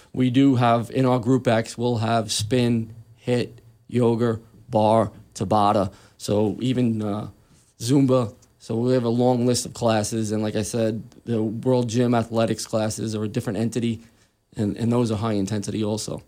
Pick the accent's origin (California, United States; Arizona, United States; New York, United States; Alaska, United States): New York, United States; New York City; moved away as an adult; I was actually born and raised in Queens, New York.